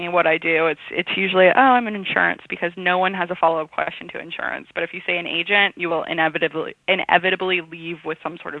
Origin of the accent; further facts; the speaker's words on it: San Francisco, California, United States; also born or lived in New York, United States; So I grew up in San Francisco and in the city, Upper West Side, kind of bouncing back and forth.